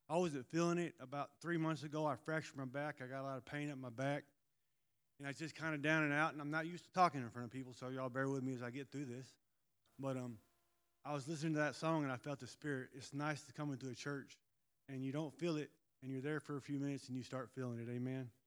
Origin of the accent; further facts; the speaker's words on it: Hammond, Indiana, United States; I'm 51. So he's been in the ministry for a long time. I was born in Hammond, Indiana